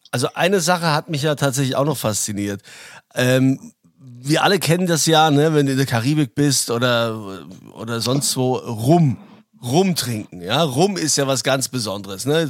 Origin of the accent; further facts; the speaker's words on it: Germany; bei uns in Deutschland